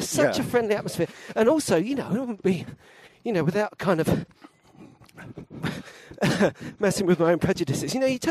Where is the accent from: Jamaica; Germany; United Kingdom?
United Kingdom; London; I did feel a bit like I come from London, actually.